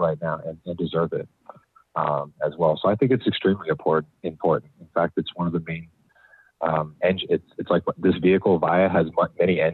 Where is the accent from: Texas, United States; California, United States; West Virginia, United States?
California, United States; Bay Area; growing up in the Bay Area